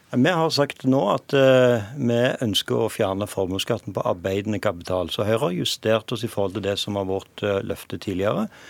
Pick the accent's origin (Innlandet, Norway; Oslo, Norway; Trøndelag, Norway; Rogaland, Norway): Rogaland, Norway; hjemme i Rogaland